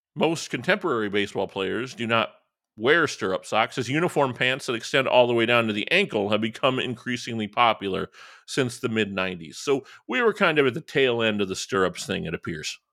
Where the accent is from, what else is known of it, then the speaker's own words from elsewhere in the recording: Northwest Indiana, United States; I grew up in Northwest Indiana